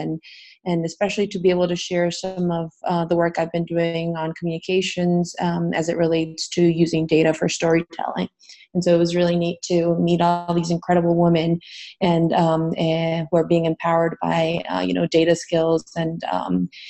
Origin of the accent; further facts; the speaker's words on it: Bolivia; moved away as an adult; now in United States; I was born and raised in Bolivia, and I moved to the U.S. for college.